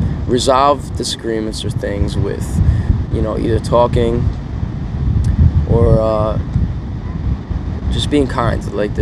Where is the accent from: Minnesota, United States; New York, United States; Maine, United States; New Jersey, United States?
New York, United States; moved away; also born or lived in San Diego; if I'm from New York